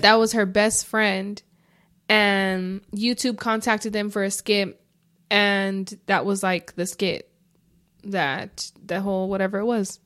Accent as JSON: {"language": "English", "region": "Arizona", "country": "United States", "said": "I'm from Arizona"}